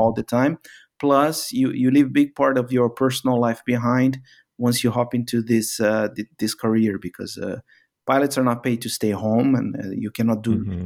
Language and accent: English; Brazil; moved away as an adult; also born or lived in Middle East; I was actually pushed from Brazil to work abroad because of these uh, economic cycles that happen from time to time in in Brazil